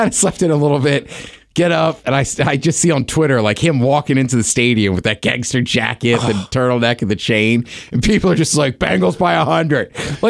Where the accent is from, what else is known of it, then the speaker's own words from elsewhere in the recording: Canada; I was like, oh, look at me being Canadian.